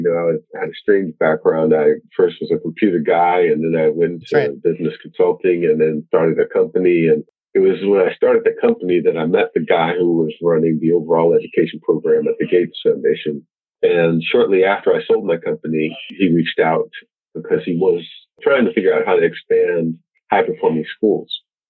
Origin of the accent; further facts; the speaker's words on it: Washington, District of Columbia, United States; You know, I grew up in Southeast D.C. and it was a rapidly changing community.